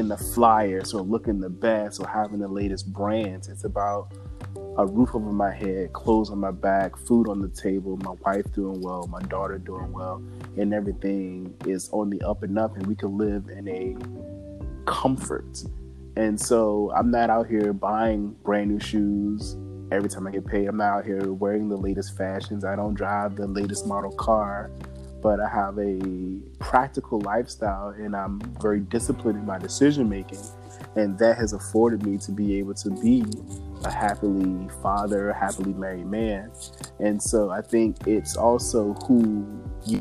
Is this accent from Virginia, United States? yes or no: yes; Virginia, United States; moved away as an adult; also born or lived in Daytona / Chicago / Atlanta; now in Tampa, United States; I grew up in Virginia, I graduated high school, I moved straight to Daytona